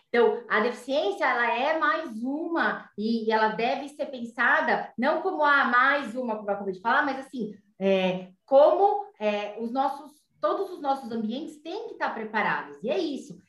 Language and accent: Portuguese; São Paulo, Brazil; Eu sou daqui de São Paulo